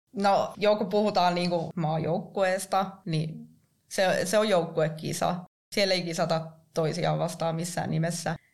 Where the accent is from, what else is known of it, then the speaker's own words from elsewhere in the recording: Kuopio, North Savo, Finland; mä oon kotoisin tuolta Kuopiosta